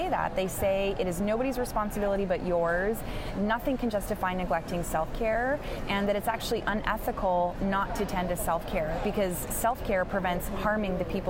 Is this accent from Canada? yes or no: yes; Canada; I'm Canadian